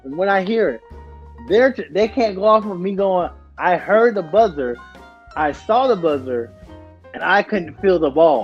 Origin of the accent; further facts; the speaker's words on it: Southern Georgia, United States; also born or lived in Wayne County, Georgia / Ware County, Georgia / Kentucky; now in New York, United States; I'm from Southern Georgia.